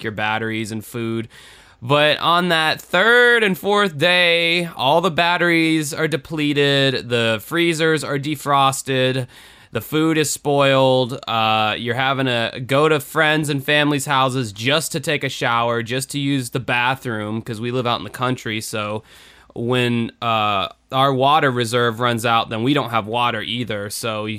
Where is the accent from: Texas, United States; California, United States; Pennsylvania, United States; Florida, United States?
Florida, United States; Jacksonville; my hometown of Jacksonville, Florida